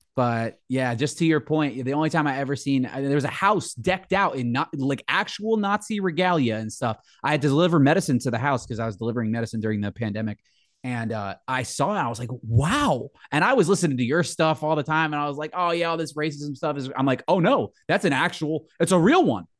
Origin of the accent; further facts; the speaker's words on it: New Jersey, United States; I'm from New Jersey